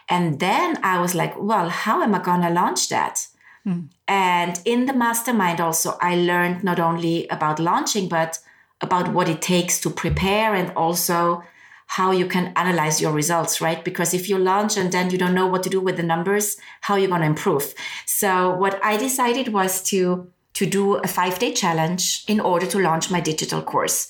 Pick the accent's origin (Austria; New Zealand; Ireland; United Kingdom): Austria; moved away; I'm originally from Austria. I speak German.